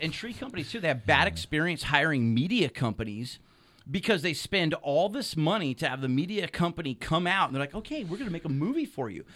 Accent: Solano County, California, United States; I grew up in Solano County on the other side of the hills

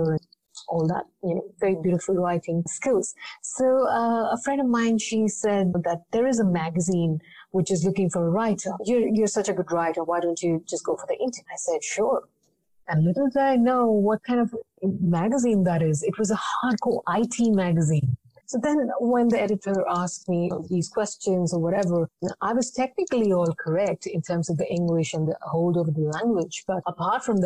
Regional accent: Jamshedpur, Jharkhand, India; moved away as an adult; also born or lived in Mumbai; I was born in Jamshedpur. I completed my school there

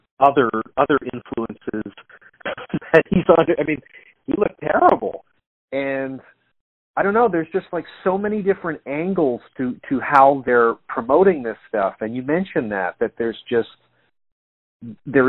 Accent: Canada; moved away; I'm from Canada originally

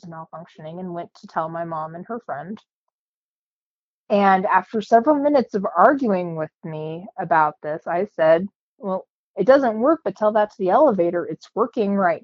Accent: Cañon City, Colorado, United States; now in Pueblo, United States; I grew up in Canyon City, Colorado, lived there until I went to college, moved back after college, and then moved to Pueblo full-time

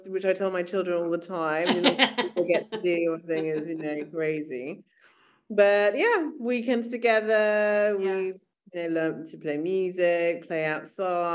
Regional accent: near Milton Keynes, North Buckinghamshire, South East England, United Kingdom; also born or lived in Sri Lanka (family ancestry) / London; we grew up outside of London in near Milton Keynes in North Buckinghamshire

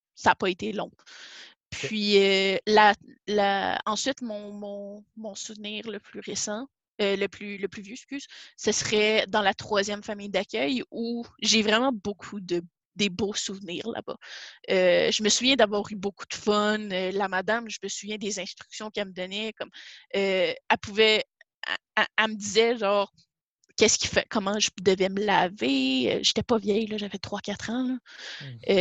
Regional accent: Saint-Jérôme, Quebec, Canada; now in Gatineau, Canada; Je, euh, viens de Saint-Jérôme, euh, mais présentement, j'habite à, Gatineau depuis, ça, va, ça a fait huit ans le 29 février

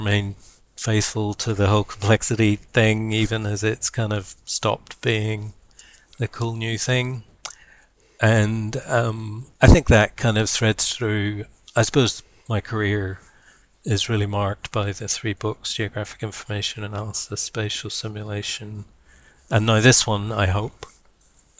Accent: Belfast, Northern Ireland, United Kingdom; also born or lived in Berkeley, United States; now in Wellington, New Zealand; I live now in New Zealand. I'm originally from Ireland, Belfast, in fact

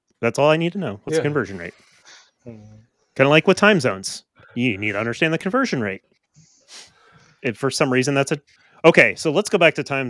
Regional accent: United States; as an American. Because I'm American.

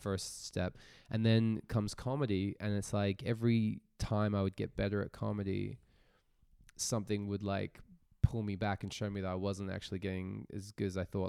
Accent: Australia; moved away as an adult; now in Zurich, Switzerland; I'm an Australian-born comedian, stand-up comic.

